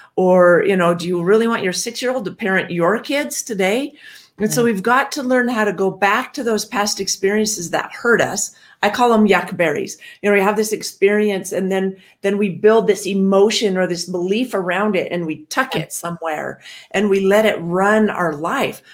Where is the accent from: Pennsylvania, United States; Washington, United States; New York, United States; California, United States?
Washington, United States; I grew up in Washington